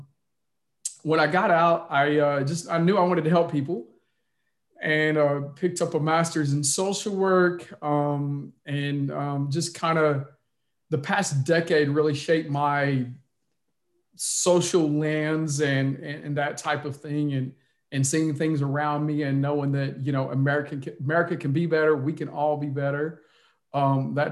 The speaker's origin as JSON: {"language": "English", "area": "outside of Little Rock", "region": "Arkansas", "country": "United States", "tie": "born or raised there", "moved": "yes", "lives_now": "Texas, United States", "said": "I grew up in Arkansas. I did grow up in an impoverished area. I lived on the other side of the tracks. And so on and so forth, growing up right outside of Little Rock, Arkansas"}